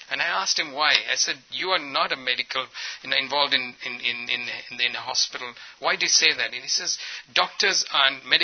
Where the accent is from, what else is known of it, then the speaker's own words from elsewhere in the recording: India; I come from India, and we don't know how to be assertive.